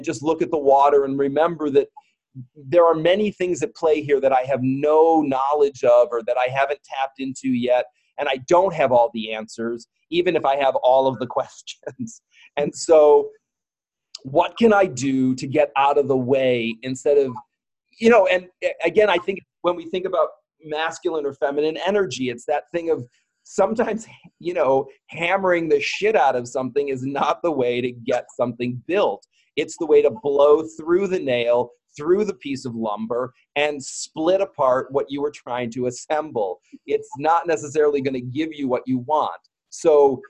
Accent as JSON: {"language": "English", "country": "United States", "tie": "born or raised there", "said": "as a gay man growing up in America"}